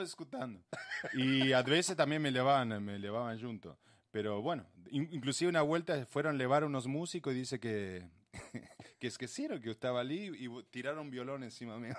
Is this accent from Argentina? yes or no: yes; Argentina; also born or lived in Rio Grande do Sul, Brazil; now in Brazil; yo, que soy de, Argentina